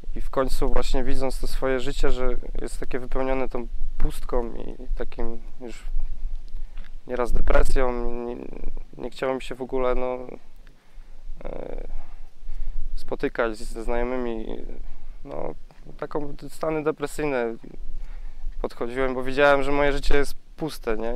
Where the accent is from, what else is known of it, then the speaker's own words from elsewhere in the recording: Głubczyce, Opole Voivodeship, Poland; jestem z Głupczyc z Podopola